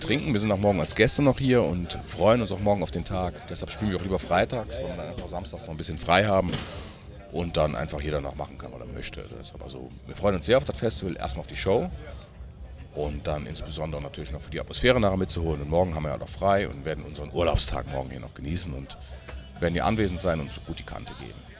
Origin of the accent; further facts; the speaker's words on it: Germany; ich bin gar nicht weit weg von Brüm, wo ich herkomme